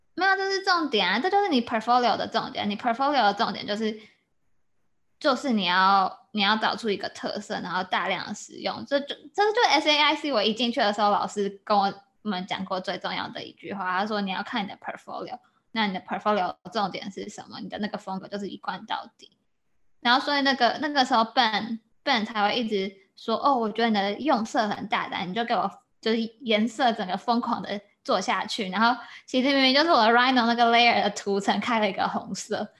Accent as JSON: {"language": "Chinese", "country": "Taiwan", "moved": "yes", "said": "我也是台湾人"}